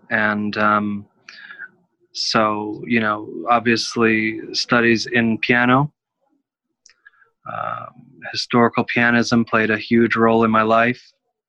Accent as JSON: {"language": "English", "region": "Kansas", "country": "United States", "tie": "born or raised there", "said": "Kansas, University of Kansas."}